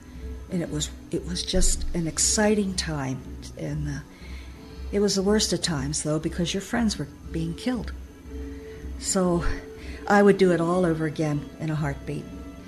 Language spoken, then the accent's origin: English; Philadelphia, Pennsylvania, United States; I'm from Philadelphia, and I went to the different recruiters in Philadelphia